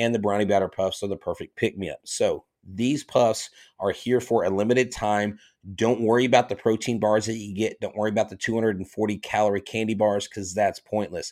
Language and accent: English; Texas, United States; I remember growing up watching the Don't Mess with Texas commercials with Nolan Ryan in them.